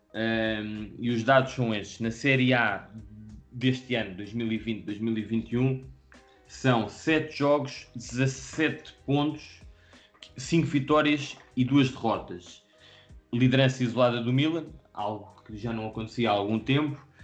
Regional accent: Lisbon, Portugal; nós somos cá de Lisboa

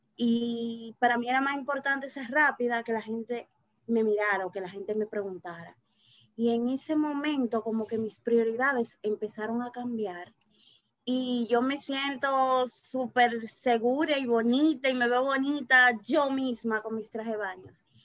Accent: Azua, Dominican Republic; yo nací en Asua

